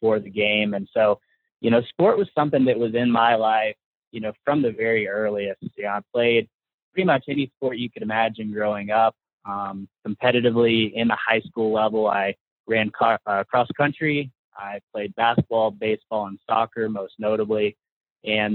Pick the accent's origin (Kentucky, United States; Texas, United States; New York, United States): Kentucky, United States; Paducah; I actually grew up in small town Paducah, Kentucky